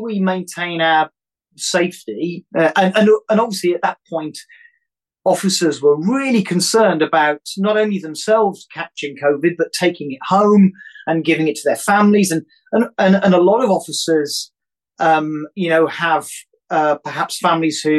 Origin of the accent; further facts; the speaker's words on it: United Kingdom; being British